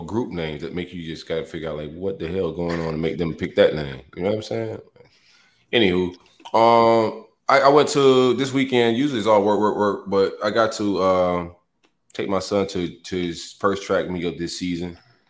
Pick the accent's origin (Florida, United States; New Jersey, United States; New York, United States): Florida, United States; South; I'm from South Florida. I'm from Belgrade originally. So I like that small town, not too big city, country type feel.